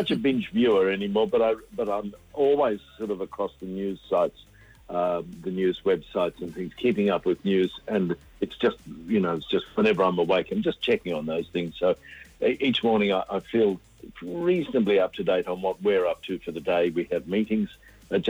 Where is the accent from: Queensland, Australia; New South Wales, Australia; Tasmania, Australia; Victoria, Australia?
Queensland, Australia; country; moved away; also born or lived in Brisbane; I came from Queensland and grew up in country Queensland